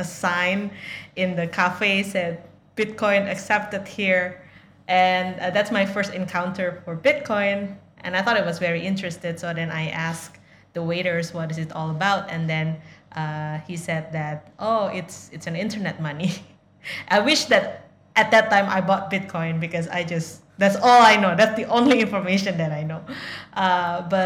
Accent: Indonesia; I'm from Indonesia

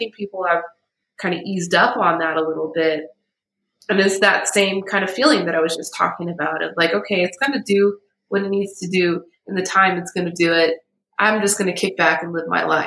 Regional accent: United States; I'm American, you know, I'm a privileged American.

